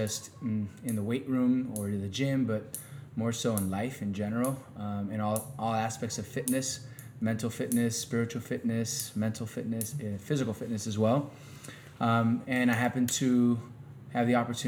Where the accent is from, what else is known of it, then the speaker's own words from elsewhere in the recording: Miami, Florida, United States; also born or lived in Kansas / Sweden / Spain; I grew up here in Miami. So I played high school football here in Miami